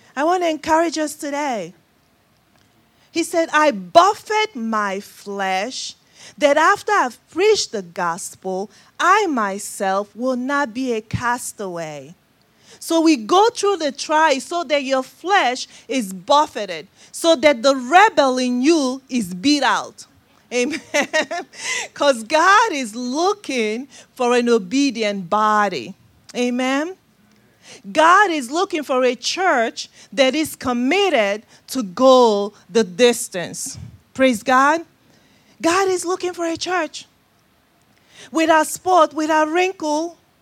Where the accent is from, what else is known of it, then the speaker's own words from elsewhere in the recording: Nigeria; moved away; my accent, uh, originally from Nigeria, West Africa. That's the accent you're hearing.